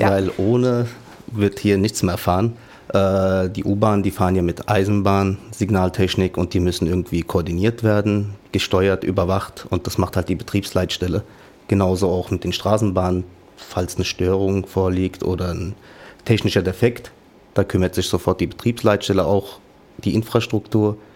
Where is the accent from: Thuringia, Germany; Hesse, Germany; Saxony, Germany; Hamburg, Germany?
Hesse, Germany; Offenbach; Und die Linie war kurz und das war halt die andere Uferseite, wo meine Heimat ist.